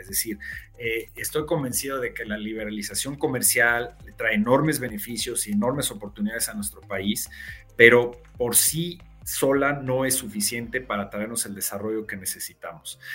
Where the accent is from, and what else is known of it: Mexico